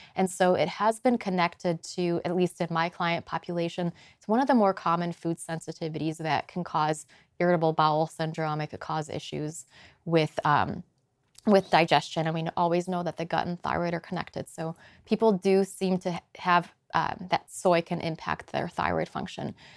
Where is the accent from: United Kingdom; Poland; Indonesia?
Poland; moved away; also born or lived in Boulder, Colorado / Chicago; I'm from Poland originally